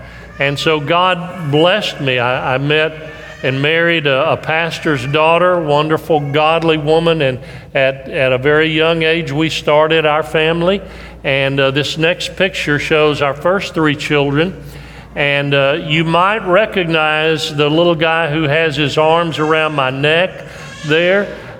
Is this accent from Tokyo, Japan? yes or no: yes; Tokyo, Japan; born there; And I was born in Tokyo, Japan.